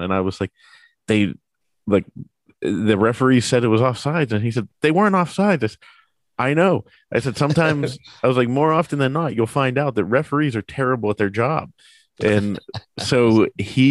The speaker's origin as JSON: {"language": "English", "town": "Pittsburgh", "region": "Pennsylvania", "country": "United States", "tie": "born or raised there", "said": "born and raised in Pittsburgh"}